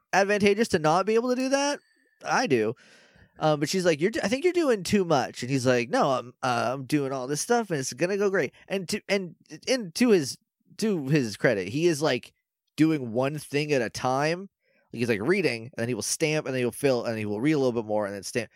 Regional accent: New England, United States

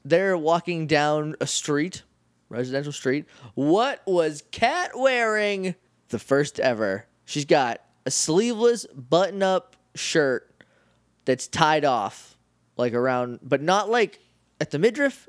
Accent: New Hampshire, United States; I'm from New Hampshire

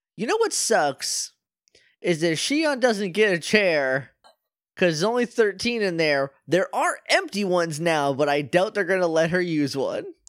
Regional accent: New Hampshire, United States; that's my home state that I love.

